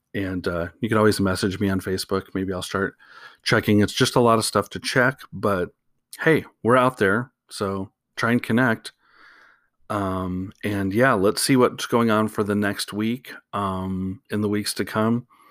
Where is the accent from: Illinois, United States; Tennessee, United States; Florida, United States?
Illinois, United States; Chicago; I'm from Chicago, so you can tell my feelings on the Packers